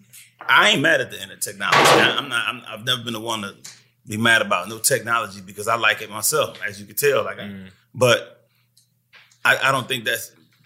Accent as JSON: {"language": "English", "town": "Milwaukee", "region": "Wisconsin", "country": "United States", "tie": "born or raised there", "also_born_or_lived": "Detroit, Michigan", "said": "I was born in Detroit, but I'm originally from Milwaukee. Mm-hmm. Milwaukee, Wisconsin, raised, school, streets, everything I did."}